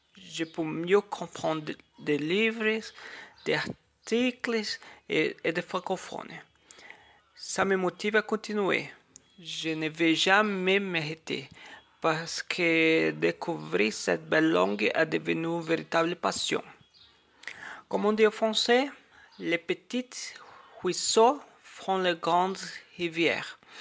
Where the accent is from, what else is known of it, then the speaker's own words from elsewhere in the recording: Brazil; first language Portuguese; French is a second language; je viens do Brasil, j'habite plus précisément à Brasília, la capitale du pays